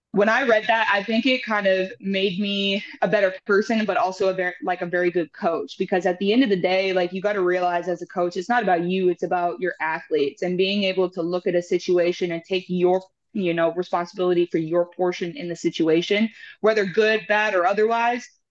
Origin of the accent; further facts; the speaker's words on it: Houston, Texas, United States; also born or lived in Lloydminster, Alberta, Canada / Calgary, Alberta, Canada; we moved here in 2007. I was about nine, 10 years old